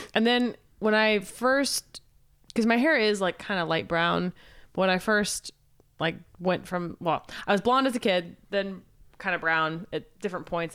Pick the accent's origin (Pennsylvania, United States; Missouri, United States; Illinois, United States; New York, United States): Missouri, United States; when I was in elementary school, growing up in Missouri